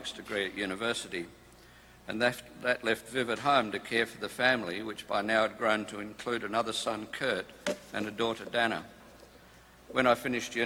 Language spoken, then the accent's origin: English; Perth, Western Australia, Australia; We hail from Perth in Western Australia